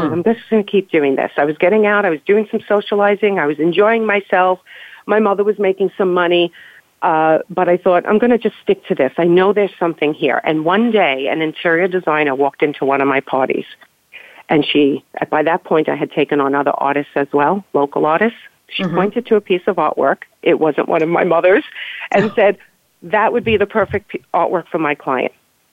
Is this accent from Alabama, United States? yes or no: no; New York, United States; We grew up in New York